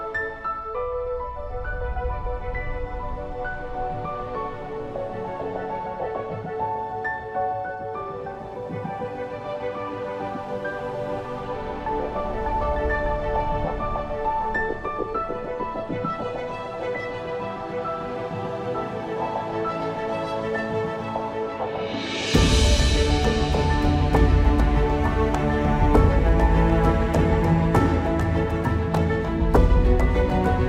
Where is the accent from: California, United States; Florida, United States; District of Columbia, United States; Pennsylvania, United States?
California, United States; now in Beijing, China; from California, USA